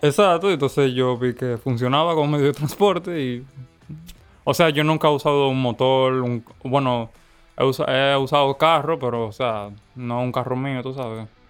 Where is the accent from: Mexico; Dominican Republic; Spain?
Dominican Republic; Santo Domingo, Distrito Nacional; born or raised there; also born or lived in La Romana, Dominican Republic